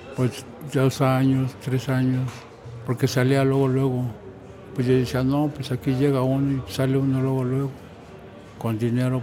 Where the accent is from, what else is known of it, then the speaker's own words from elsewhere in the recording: Mexico City, Mexico; yo que soy nativo de ahí